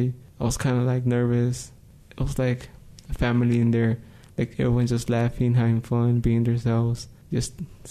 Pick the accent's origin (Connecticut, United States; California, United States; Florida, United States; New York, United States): California, United States; also born or lived in Mexico; now in New Mexico, United States; I was born in Mexico. I'm 16, almost turning 17. I go to Health Leadership High School. Grew up in California, came to New Mexico, and stay here.